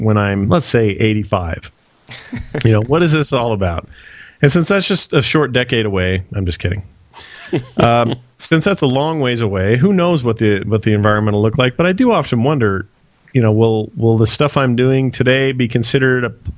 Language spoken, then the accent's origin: English; Salt Lake City, Utah, United States; I'm born and raised in Salt Lake City, Utah